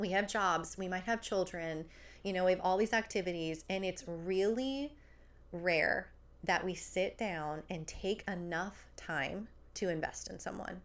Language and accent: English; New Jersey, United States; accent: New Jersey; my roommate and I were both from New Jersey